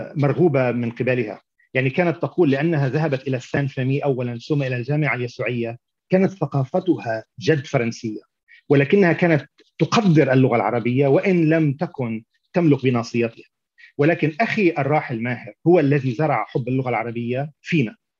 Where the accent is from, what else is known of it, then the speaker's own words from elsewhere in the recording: Beirut, Beirut Governorate, Lebanon; moved away as an adult; also born or lived in Tyre; now in United States; نشات في بيروت